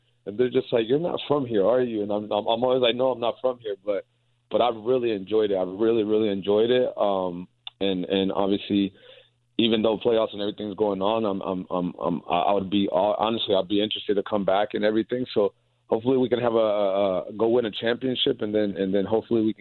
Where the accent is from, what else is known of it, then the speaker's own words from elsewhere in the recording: South Carolina, United States; now in Indiana, United States; I grew up in South Carolina